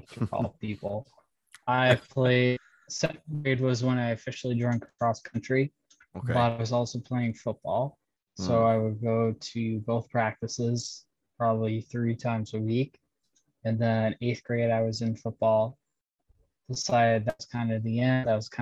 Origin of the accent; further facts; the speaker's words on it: North Dakota, United States; I grew up in North Dakota